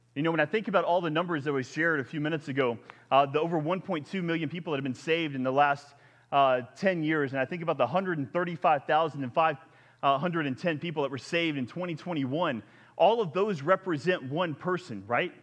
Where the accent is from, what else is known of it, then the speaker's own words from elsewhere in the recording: the South, United States; I'm from the South